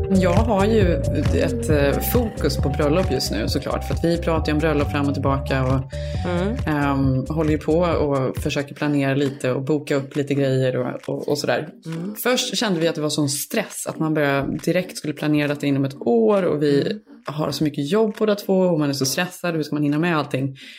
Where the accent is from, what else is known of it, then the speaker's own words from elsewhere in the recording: Borås, Västra Götaland, Sweden; moved away as an adult; also born or lived in Stockholm; från, från Borås, då var jag ju, hade jag precis tagit studenterna. Så jag var, mössan var fortfarande på nästan när jag flyttade upp till Stockholm